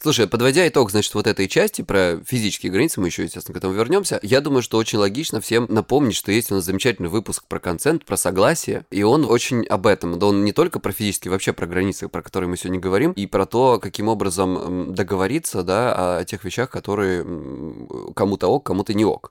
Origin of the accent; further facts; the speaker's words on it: Krasnodar Krai, Russia; я с Кубани